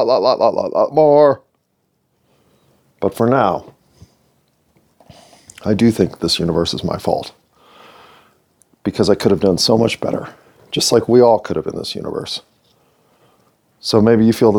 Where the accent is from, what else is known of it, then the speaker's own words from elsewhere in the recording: United States; I'm American